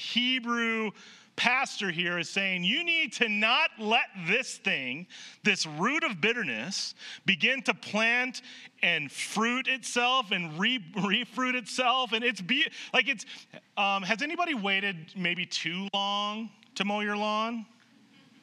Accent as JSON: {"language": "English", "region": "Nebraska", "country": "United States", "tie": "born or raised there", "said": "I grew up in Nebraska"}